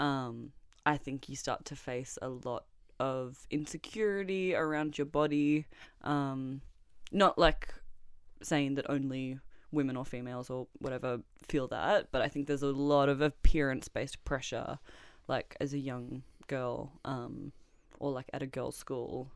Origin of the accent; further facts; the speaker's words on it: Melbourne, Victoria, Australia; born and raised in Melbourne